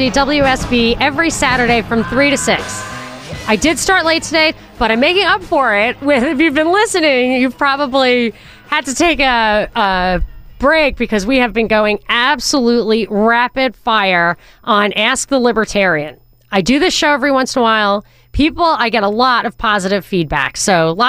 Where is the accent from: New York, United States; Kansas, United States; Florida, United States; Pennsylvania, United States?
New York, United States; this New Yorker